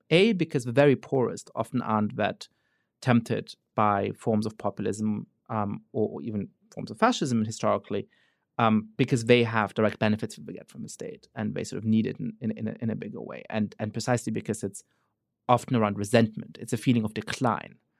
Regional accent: Germany; now in United States; I grew up Jewish in Germany

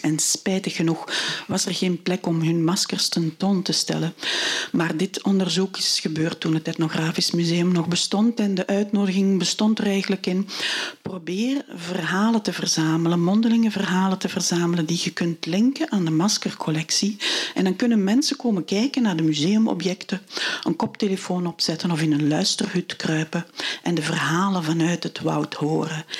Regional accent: Niel, Flanders, Belgium; also born or lived in Kalmthout, Belgium; Ik ben opgegroeid in Niel bij de Ruppel

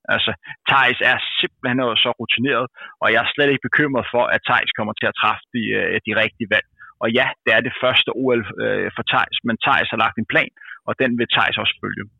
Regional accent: Denmark

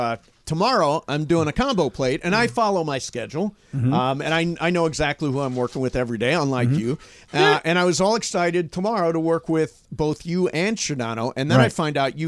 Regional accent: Midwest, United States; moved away; I'm from where it's cold

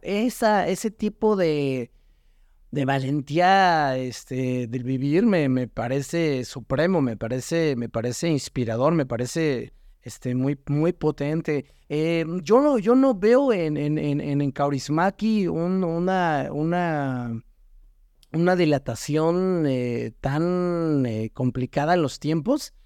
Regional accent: Mexico

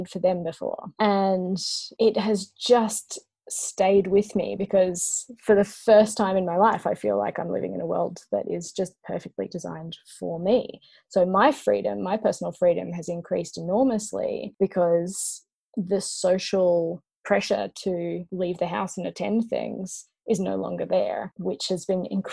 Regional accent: Australia; as an Australian

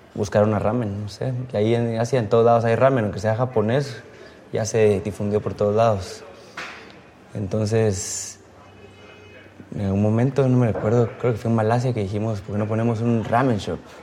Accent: Guatemala; moved away; soy guatemalteco

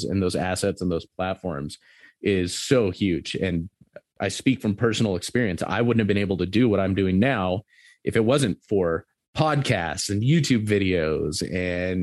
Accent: Southern California, United States; moved away as an adult; now in Montana, United States; I grew up in Southern California. I grew up going to the beach and stuff

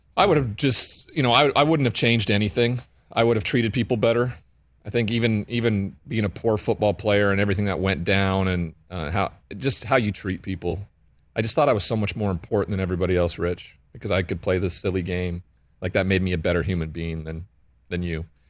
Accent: Montana, United States; growing up in Montana with the cowboy culture

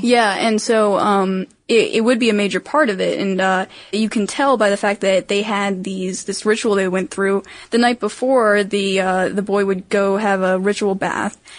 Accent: Maryland, United States; I'm from Maryland, in case you didn't know, and jousting is actually our official sport

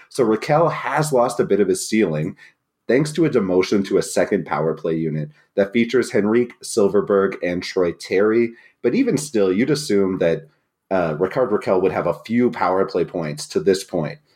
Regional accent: New Brunswick, Canada; I'm not from Acadian New Brunswick, but I am from New Brunswick, the only bilingual province

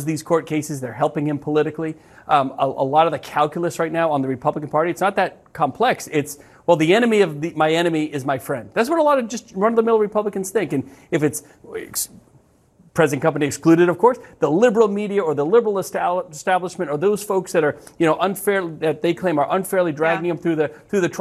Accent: New England, United States; I'm from New England

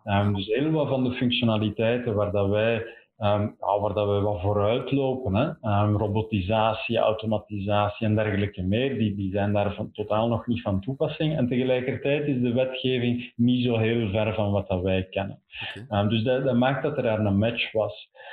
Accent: Belgium

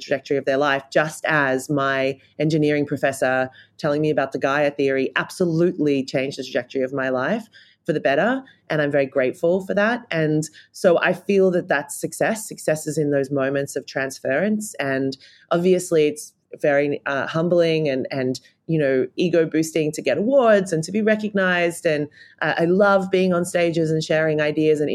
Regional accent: Australia; Being an Australian, I think it's a real travesty that I grew up not learning anything about Aboriginal and Torres Strait Islander culture and wisdom

